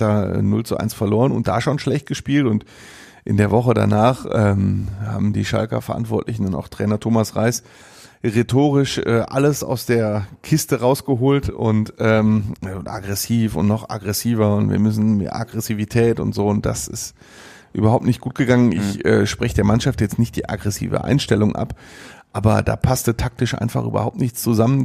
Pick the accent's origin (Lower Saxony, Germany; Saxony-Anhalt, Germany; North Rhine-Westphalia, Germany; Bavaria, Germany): North Rhine-Westphalia, Germany; Mülheim an der Ruhr; aus Mülheim an der Ruhr, aus meiner Heimatstadt